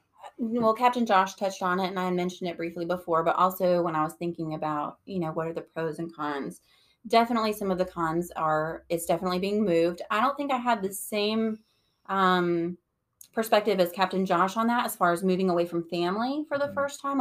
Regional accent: Texas, United States; I grew up in Texas, but all around mm-hmm. the state of Texas.

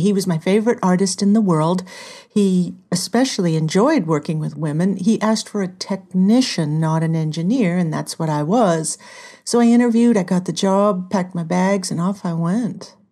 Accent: Southern California, United States; moved away; also born or lived in Hollywood / Minneapolis; I'm from Southern California

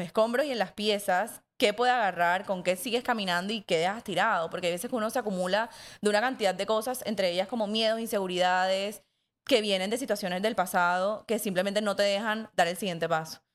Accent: Montería, Córdoba, Colombia; la gente con la que crecí en Montería

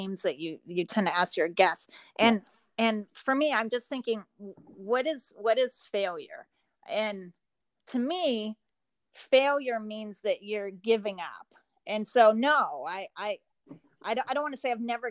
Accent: Portland, Oregon, United States; now in Michigan, United States; I grew up in Portland about an hour from Mount Hood.

